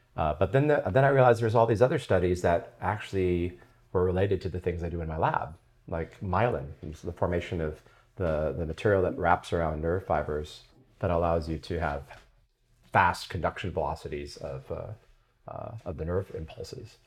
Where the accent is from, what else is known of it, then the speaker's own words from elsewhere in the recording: San Diego, California, United States; I grew up in La Jolla.